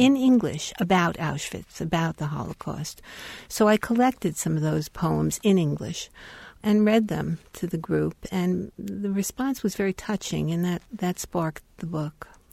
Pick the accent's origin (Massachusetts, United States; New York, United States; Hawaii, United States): New York, United States; moved away as an adult; also born or lived in Chicago / Bloomington; I was born in Brooklyn, raised in New York